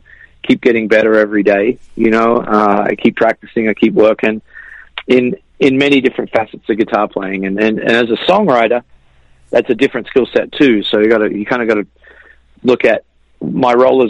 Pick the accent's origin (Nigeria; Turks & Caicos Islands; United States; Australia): Australia; I grew up in Australia